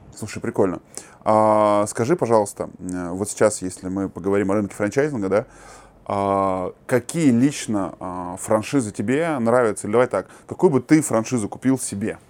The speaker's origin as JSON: {"language": "Russian", "country": "Kazakhstan", "said": "Мы, казахи"}